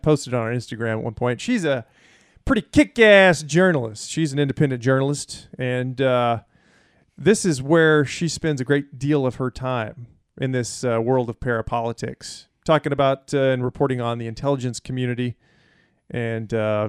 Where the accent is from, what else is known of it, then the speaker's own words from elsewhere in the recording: the South, United States; Right, because I'm from the South, right?